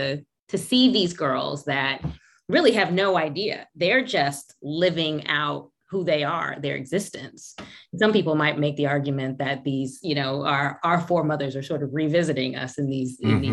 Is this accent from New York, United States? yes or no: yes; Brooklyn, New York, United States; So my upbringing, I was born in Brooklyn, New York, and the first few years of my life from Brooklyn, but my mom's side of the family is from Rocky Mount, North Carolina.